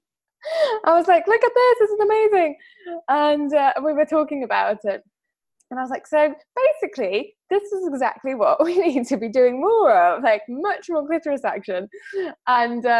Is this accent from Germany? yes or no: no; Greece; growing up in Greece as a child